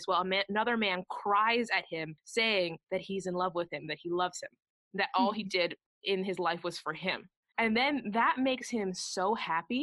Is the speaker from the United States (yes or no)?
no; Canada; we are Canadian